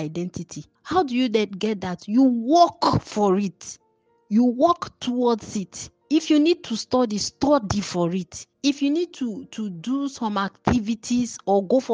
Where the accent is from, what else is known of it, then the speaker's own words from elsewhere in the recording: Nigeria; when you are a born, bred, and toasted Nigerian like I am, my national identity is I am a Nigerian